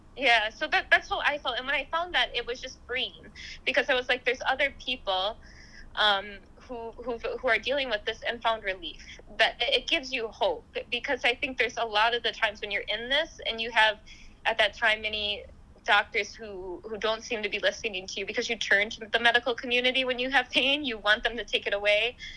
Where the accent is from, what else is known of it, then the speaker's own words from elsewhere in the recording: United States; my family, we've grown up in the U.S. for uh, years